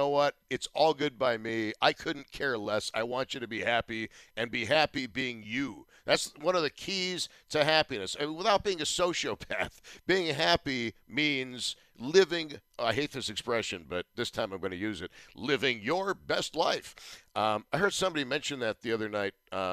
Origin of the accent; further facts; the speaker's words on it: Buffalo, New York, United States; I was from Buffalo